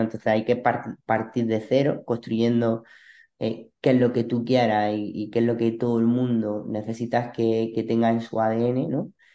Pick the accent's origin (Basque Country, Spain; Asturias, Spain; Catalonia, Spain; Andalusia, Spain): Andalusia, Spain; Granada; moved away as an adult; now in Almería, Spain; Soy de Granada